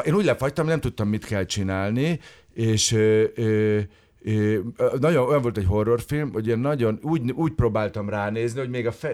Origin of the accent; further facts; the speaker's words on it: Budapest, Hungary; én óbudai vagyok, a 60-as buszon